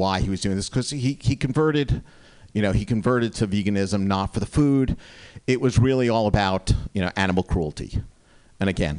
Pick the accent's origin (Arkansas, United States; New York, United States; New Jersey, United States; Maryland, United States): New Jersey, United States; moved away; when I was growing up in New Jersey